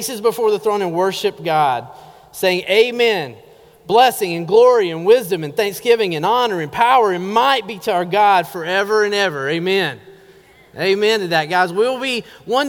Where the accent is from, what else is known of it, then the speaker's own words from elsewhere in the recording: Georgia, United States; also born or lived in North Carolina; now in Oregon, United States; I'm originally from Georgia